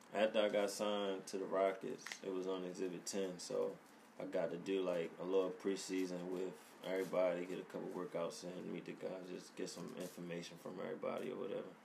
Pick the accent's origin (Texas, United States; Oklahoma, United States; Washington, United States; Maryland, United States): Maryland, United States; Baltimore; I'm from over west. Grew up in Presbury Street, right by um, right by Coppin